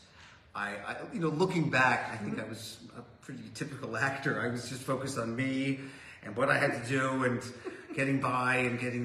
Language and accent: English; Toronto, Ontario, Canada; I grew up in Toronto